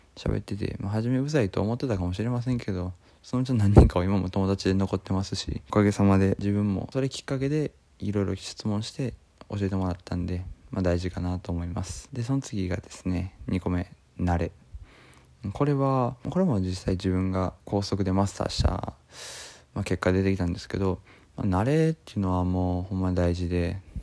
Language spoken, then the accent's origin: Japanese; Osaka, Japan; 大阪地元